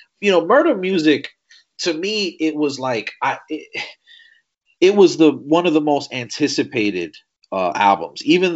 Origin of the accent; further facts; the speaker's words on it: New York City, New York, United States; where I'm from the Bronx, I was born in South Bronx in the Davison houses.